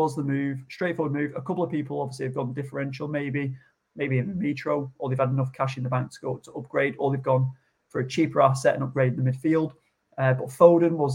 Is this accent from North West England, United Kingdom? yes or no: yes; Blackpool, North West England, United Kingdom; I'm from Blackpool